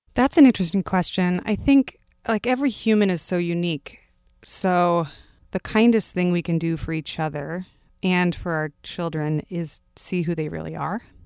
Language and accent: English; Palo Alto, California, United States; moved away as an adult; also born or lived in Germany / Ohio / Pennsylvania / San Francisco; now in New York City, United States; I was born in Germany. I grew up in Palo Alto, California